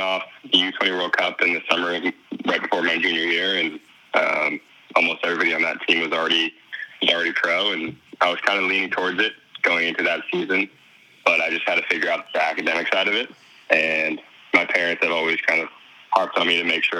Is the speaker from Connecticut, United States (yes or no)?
no; San Jose area, California, United States; my parents live about 45 minutes north of San Jose